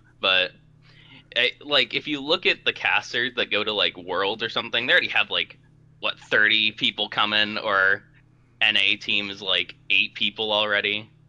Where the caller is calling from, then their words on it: New Hampshire, United States; I'm calling from New Hampshire.